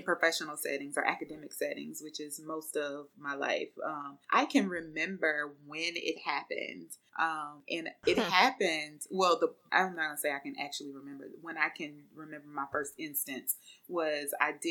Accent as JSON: {"language": "English", "region": "the South", "country": "United States", "accent": "Southern", "said": "I was the only Southerner in my program."}